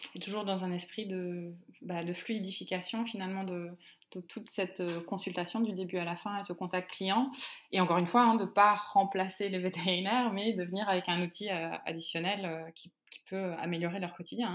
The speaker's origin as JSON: {"language": "French", "country": "France", "said": "nous, de notre côté, hein, en tant que Français"}